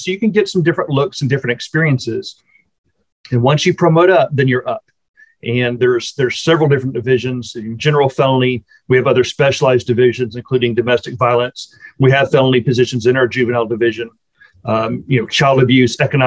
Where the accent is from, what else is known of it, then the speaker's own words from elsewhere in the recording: Austin, Texas, United States; also born or lived in College Station, Texas / Houston, Texas; I am from the Austin area. That's where I grew up